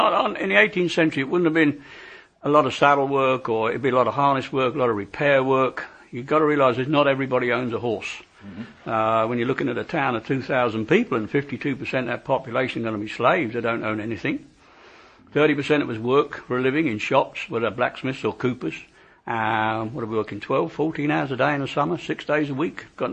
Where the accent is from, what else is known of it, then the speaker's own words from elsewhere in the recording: England, United Kingdom; Because you know us, we're English, we don't eat horses, but we'll eat an oxen when it's dead.